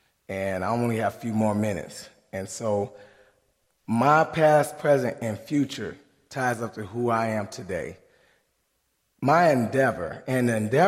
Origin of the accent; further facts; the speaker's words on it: South Haven, Michigan, United States; I'm from South Haven, Michigan, right off the lake.